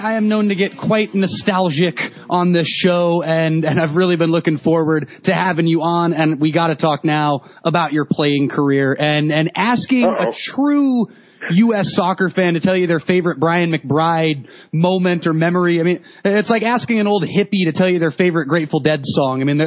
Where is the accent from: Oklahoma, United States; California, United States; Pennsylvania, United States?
California, United States; Watsonville; I was in my hometown of Watsonville